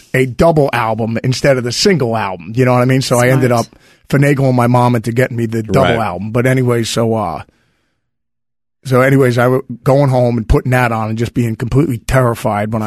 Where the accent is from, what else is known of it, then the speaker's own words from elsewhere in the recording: New Jersey, United States; I grew up on Jersey